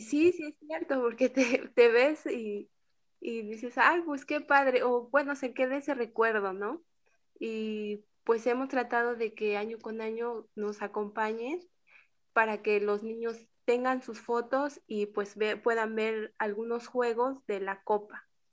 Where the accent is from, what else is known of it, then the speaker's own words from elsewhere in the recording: Oaxaca, Mexico; al menos yo no conocía mucho de mi tierra